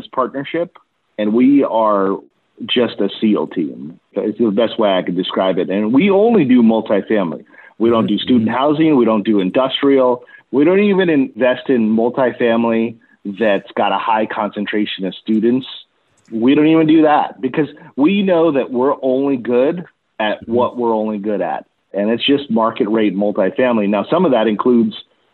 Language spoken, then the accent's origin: English; Los Angeles, California, United States; And I'm originally from East Los Angeles